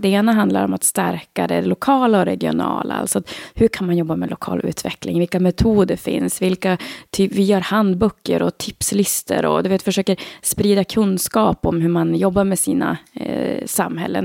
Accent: Skellefteå, Västerbotten County, Sweden; moved away as an adult; also born or lived in Sundsvall / Solna / Stockholm; now in Ragunda, Sweden; Det fanns inga direkt jobb hemma i Skellefteå heller

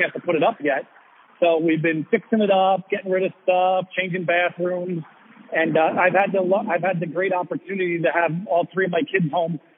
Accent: New Jersey, United States; also born or lived in Stamford, Connecticut; I was born and bred in New Jersey.

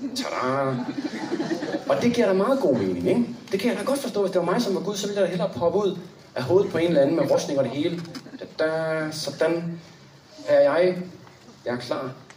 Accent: Copenhagen, Capital Region of Denmark, Denmark; Anne og jeg, vi er jo fra København

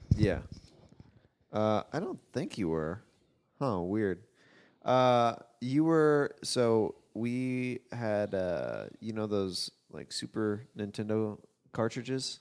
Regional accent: Los Angeles, California, United States; Los Angeles

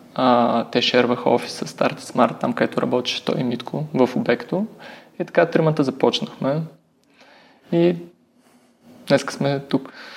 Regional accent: Varna, Varna Province, Bulgaria; also born or lived in Sofia / Germany; аз съм от Варна

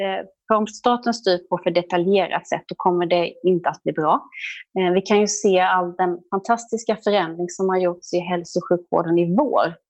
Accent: Jönköping, Jönköping County, Sweden; accent: Småland; jag är smålänning och Jönköpingsbo, det hör man därför att det är svårt att hitta några R när jag talar.

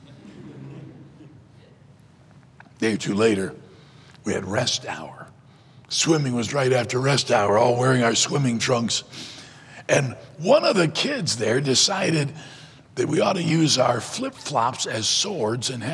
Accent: Detroit, Michigan, United States; also born or lived in South Carolina; I was born in South Carolina, but when I was young, he moved to Michigan

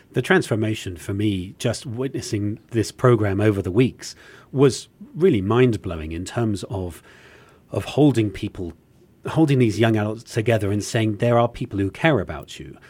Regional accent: England, United Kingdom; as an Englishman

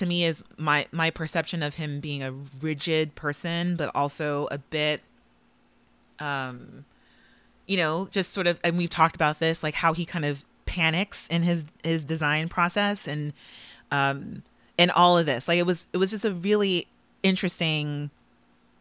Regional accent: Los Angeles, California, United States; Los Angeles, which is also my hometown

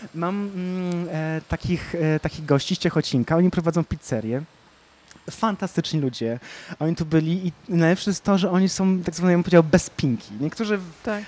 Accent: Kraków, Lesser Poland, Poland; pochodzę z Krakowa

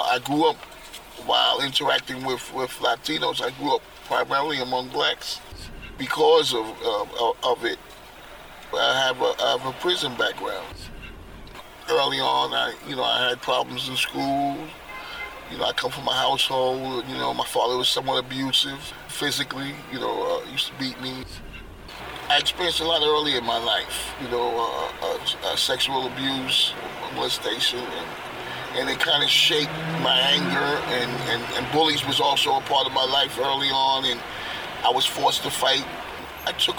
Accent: New York City, New York, United States; Born and raised in Yankee Stadium area, Highbridge, all my life

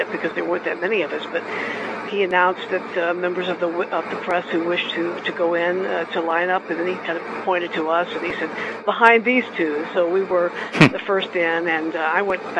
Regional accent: Louisville, Kentucky, United States; I grew up in Louisville

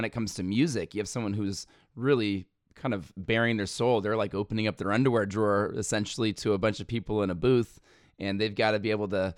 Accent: Evergreen foothills, California, United States; I grew up in a neighborhood where my buddy had the final like orchard in the foothills, in the Evergreen foothills

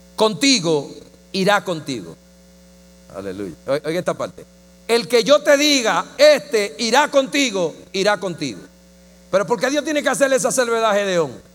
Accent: Dominican Republic; yo la vi en el Chavo del Ocho en mi país

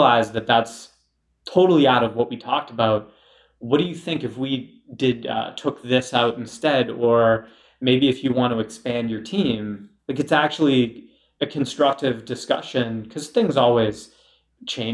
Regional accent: Lynnfield, Massachusetts, United States; 15 or 20 minutes north of Boston in Linfield. My mom actually still lived there as of a month ago

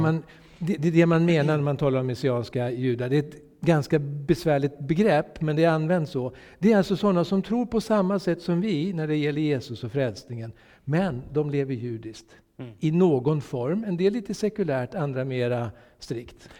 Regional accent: Sweden; jag är solidarisk svensk

